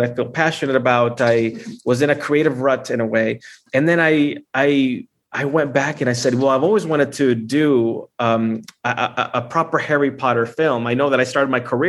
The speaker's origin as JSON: {"language": "English", "country": "Honduras", "said": "I'm from Honduras. I'm from Central America"}